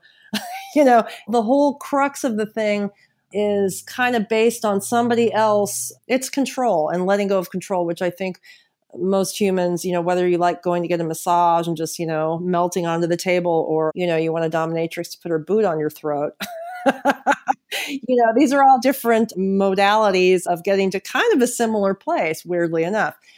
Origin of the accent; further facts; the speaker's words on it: San Francisco, California, United States; moved away as an adult; now in Los Angeles, United States; I'm originally from San Francisco. I'm actually relocating back there in the summer, but I've lived in L A for three years